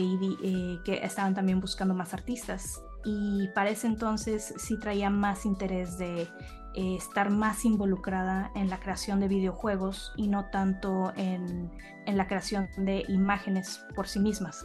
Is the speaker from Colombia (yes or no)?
no; Monterrey, Nuevo León, Mexico; soy, de Monterrey también